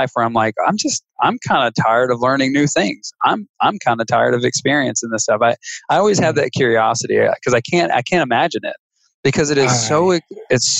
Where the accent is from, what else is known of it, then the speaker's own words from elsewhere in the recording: Mississippi, United States; I'm from Podunk, Nowhereville, Mississippi